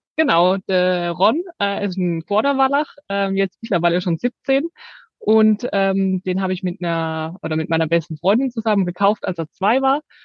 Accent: Rhineland-Palatinate, Germany; wir kommen aus der Südpfalz

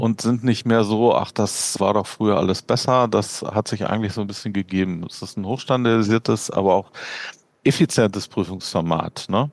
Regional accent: Berlin, Germany; moved away as an adult; now in Bern, Switzerland; ich komme ursprünglich aus Berlin, wie man an meinem nicht schweizerischen Dialekt unschwer erkennen kann. äh, da, da, geboren und aufgewachsen, 45 Jahre gelebt

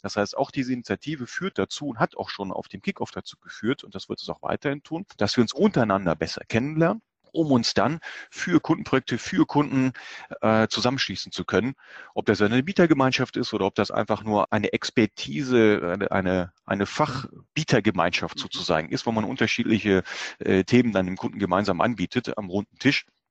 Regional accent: Germany; bei uns in Deutschland

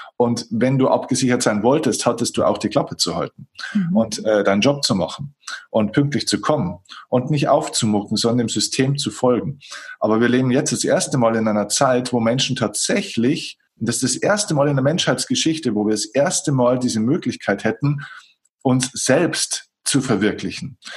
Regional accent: Germany; bei uns in Deutschland

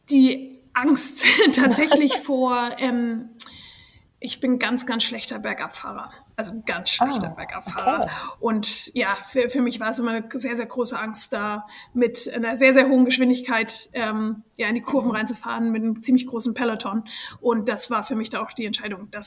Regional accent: Germany; moved away as an adult; now in United States; also ich bin ursprünglich aus Deutschland, bin aber nach dem Abitur in die USA gezogen.

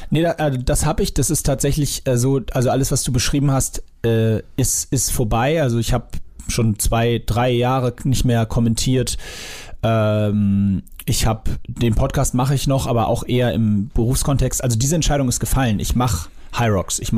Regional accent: Sylt, Schleswig-Holstein, Germany; Ich bin auf Sylt aufgewachsen quasi.

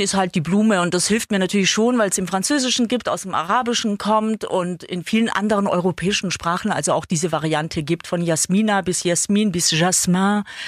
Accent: Ulm, Baden-Württemberg, Germany; Ich bin in Ulm geboren und komme da aus einer großen Gastarbeiterfamilie.

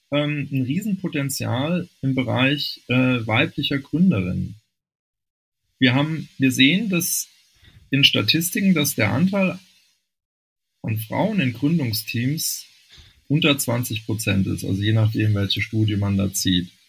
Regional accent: Rhineland, Germany; born there; ich bin gebürtiger Rheinländer, da sitzt die Familie auch noch.

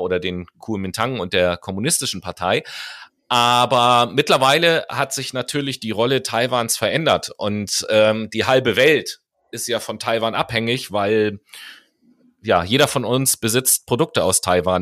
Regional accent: Germany; Hier bei uns in Deutschland

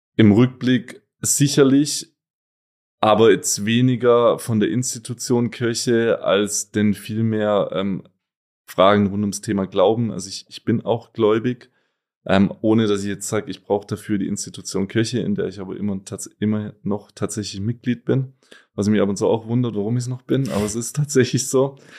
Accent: Gutmadingen, Baden-Württemberg, Germany; moved away as an adult; also born or lived in Donaueschingen; now in Cologne, Germany; geboren zwar in Donaueschingen, aber groß geworden, wie gerade schon gesagt, in Gutmardingen, kleines Dorf mit rund achthundert Einwohnern

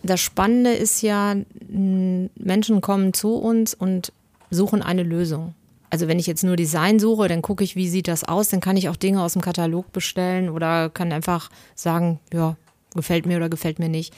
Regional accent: Bielefeld, North Rhine-Westphalia, Germany; ich komme aus Bielefeld

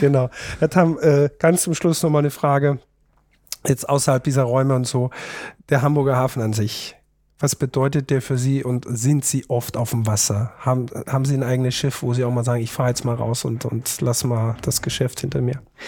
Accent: Austria; als Österreicher

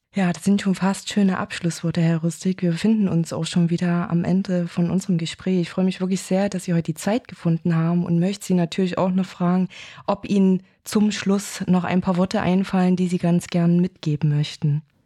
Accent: Chemnitz, Saxony, Germany; als gebürtige Chemnitzerin

